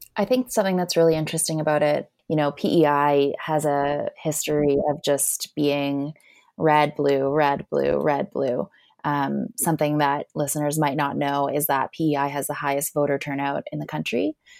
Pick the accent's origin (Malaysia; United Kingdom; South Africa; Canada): Canada; Alberta; also born or lived in Prince Edward Island; now in Ottawa, Canada; I'm actually from Alberta, but I had the pleasure and privilege of living in Prince Edward Island for the last almost seven years